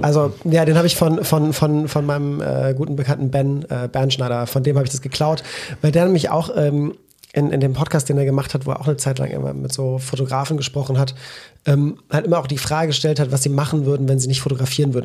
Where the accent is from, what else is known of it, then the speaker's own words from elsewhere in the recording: Belgium; now in Cologne, Germany; als Belgier